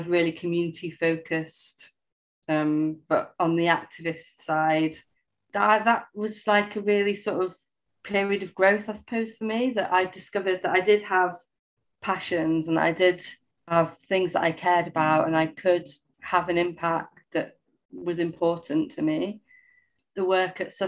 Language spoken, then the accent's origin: English; Sheffield, Yorkshire and the Humber, United Kingdom; now in London, United Kingdom; I was actually born in London, in Waltham Forest. But I didn't grow up in London. I grew up in Sheffield.